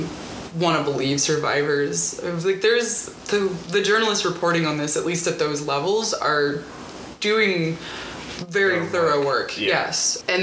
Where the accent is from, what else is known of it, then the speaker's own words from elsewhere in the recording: Mississippi, United States; Yeah, I grew up in South Mississippi. I should say that I grew up on the coast, which is a little more cosmopolitan than the rest of the state.